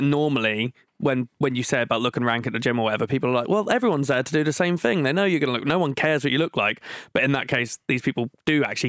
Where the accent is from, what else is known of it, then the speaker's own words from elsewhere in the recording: Norwich, East of England, United Kingdom; I'm 28, I'm from Norwich